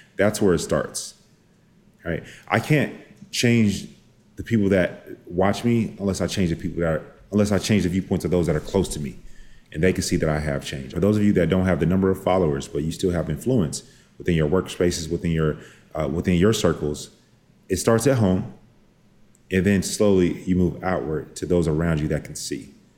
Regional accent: Dallas, Texas, United States; I am from Dallas, from the South.

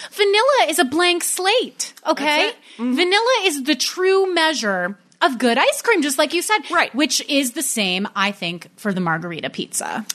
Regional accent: New York, United States; I'm from New York

